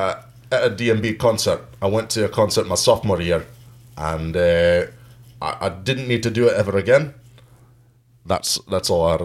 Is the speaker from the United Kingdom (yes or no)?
yes; Glasgow, Scotland, United Kingdom; Hey, Edinburgh. I went to school, born and raised in Glasgow.